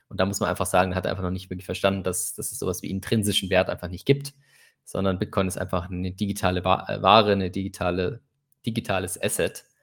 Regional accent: Nigeria; German is a second language; ich glaube, als Nigerianer hat man immer das Problem, dass es halt diese Nigerian Print Scams gibt

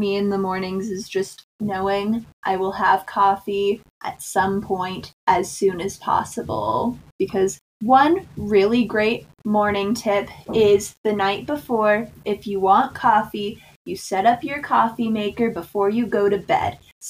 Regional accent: Wyoming, United States; Not by a whole lot, because I'm still from Wyoming, but even after living in the state for over 10 years, I'm still not used to it.

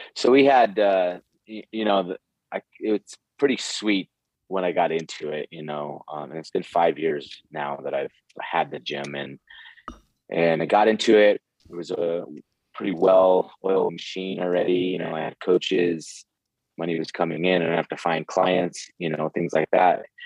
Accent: Santa Fe, New Mexico, United States; moved away as an adult; I I'm from Santa Fe, New Mexico, originally um, in the United States, and I lived here uh, till I was about 23.

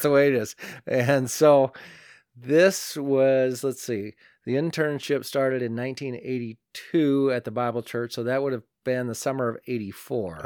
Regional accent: northeastern Iowa, United States; attending church in my hometown, and that's up in northeastern Iowa, a little town called Elkheter.

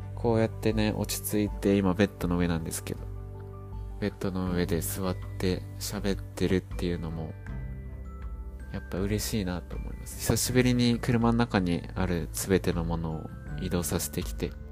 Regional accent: Japan; moved away as an adult; now in Blenheim, New Zealand; 「どこから来たのどこ出身?」って聞かれて「日本だよ」って言ったら

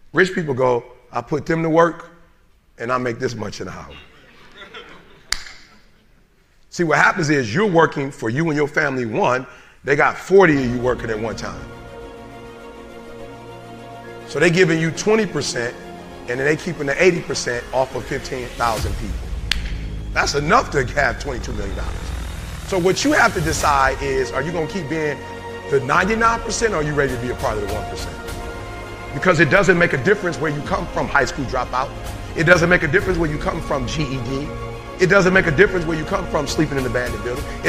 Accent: Detroit, Michigan, United States; I'm from Detroit.

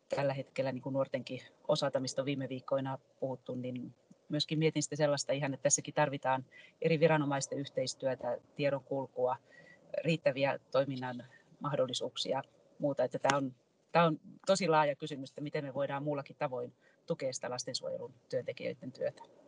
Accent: Tampere, Pirkanmaa, Finland; olen tamperelaisena ylpeä

